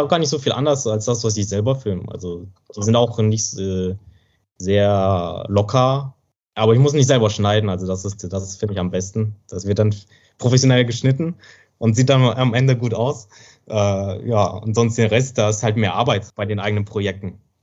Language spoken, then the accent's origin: German; Germany; accent: German accent; moved away as an adult; now in China; ist deutscher Akzent, also hat deutscher, deutsches Mandarin sozusagen